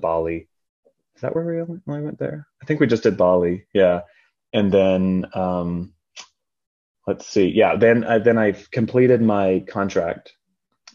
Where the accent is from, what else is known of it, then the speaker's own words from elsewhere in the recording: North Carolina, United States; moved away as an adult; also born or lived in Florida / South Korea; now in California, United States; spent most of my life in North Carolina and then went to school there as well